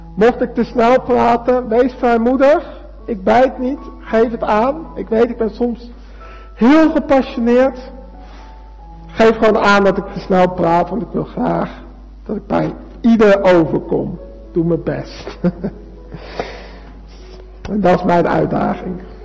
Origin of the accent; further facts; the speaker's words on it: Arnhem, Gelderland, Netherlands; now in Alblasserdam, Netherlands; ik woon in Alblas-Stam, geboren in Arnhem